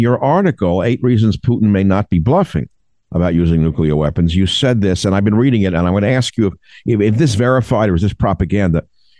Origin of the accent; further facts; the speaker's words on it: United States; I'm an American